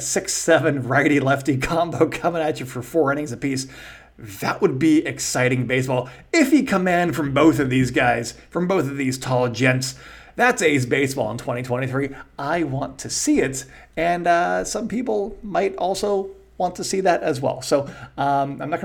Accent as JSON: {"language": "English", "area": "Bay Area", "region": "California", "country": "United States", "said": "I'm from the Bay Area"}